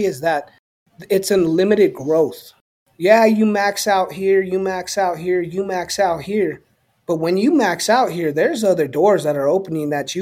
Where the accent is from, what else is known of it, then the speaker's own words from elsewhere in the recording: Southwest, United States; So culturally, I'm a Chicano, right? There's not many of us left, but for those of who know us, we are a special culture that is based in the Southwest and West Coast of this country.